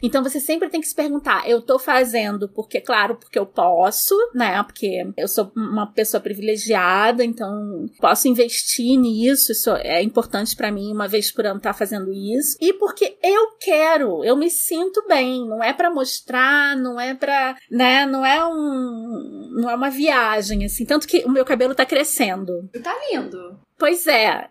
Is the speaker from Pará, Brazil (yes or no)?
no; Rio de Janeiro, Brazil; A gente veio da Vila da Penha, classe média bem baixa, baixa, baixa